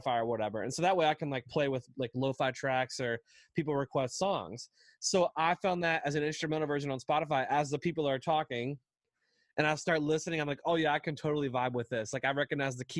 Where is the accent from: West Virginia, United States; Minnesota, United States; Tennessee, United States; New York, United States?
West Virginia, United States; I grew up in West Virginia, which is a very small state in the U.S.